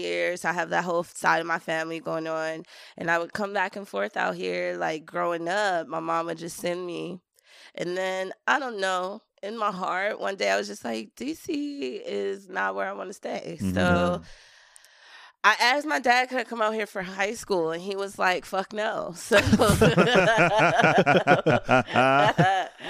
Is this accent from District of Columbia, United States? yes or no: yes; Washington, District of Columbia, United States; moved away; I'm from Washington, D.C.